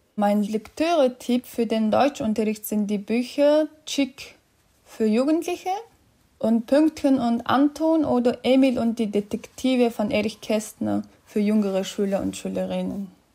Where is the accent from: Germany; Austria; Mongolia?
Mongolia; German is a second language; Ich komme aus der Mongolei.